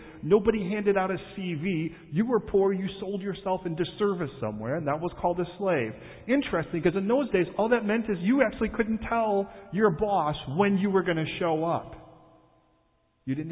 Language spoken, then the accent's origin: English; Chicago, Illinois, United States; Born and raised in Chicago